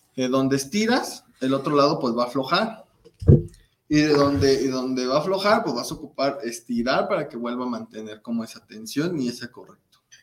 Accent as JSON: {"language": "Spanish", "town": "Celaya", "region": "Guanajuato", "country": "Mexico", "moved": "as an adult", "lives_now": "Guadalajara, Mexico", "said": "Yo soy de Celaya, Guanajuato"}